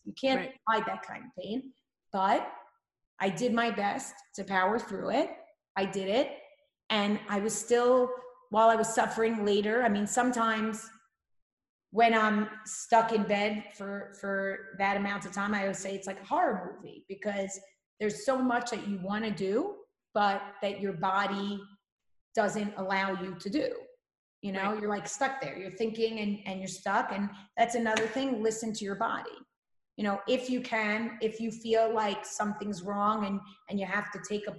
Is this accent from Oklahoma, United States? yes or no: no; New York, United States; are you from New York? I'm like, that's right